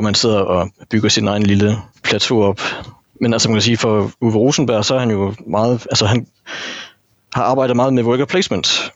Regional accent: North Jutland, North Denmark Region, Denmark; Jeg er en gammel nordjyde

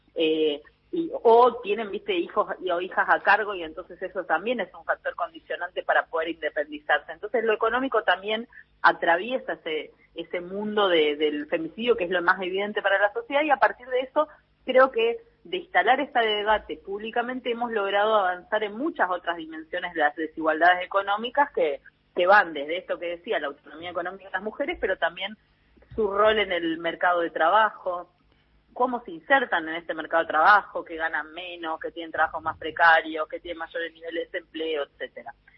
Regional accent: Misiones, Argentina; moved away; Yo soy originalmente de Misiones, ¿no? Tierra Roja, Barro Ñaú, como le decimos

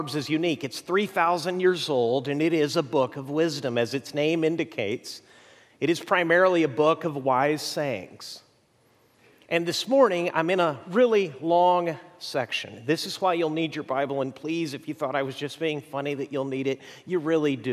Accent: Mexico; moved away; I grew up in Mexico

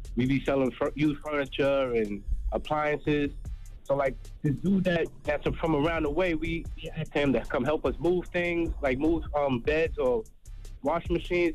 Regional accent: New York City, New York, United States; moved away as an adult; now in North Carolina, United States; I'm originally from Harlem, and I moved down to North Carolina like a year and a half ago

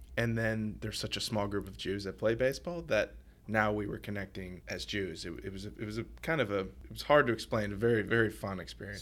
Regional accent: New Orleans, Louisiana, United States; moved away; I grew up in New Orleans

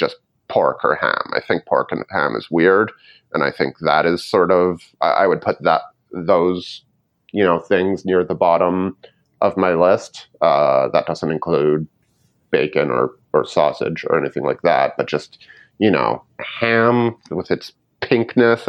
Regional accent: Canada; I'm Canadian

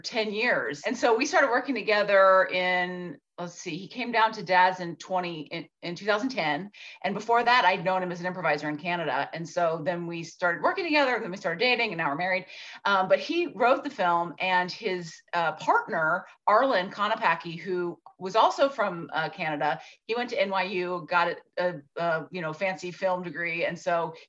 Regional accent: Atlanta, Georgia, United States; I grew up here. I grew up in the suburbs.

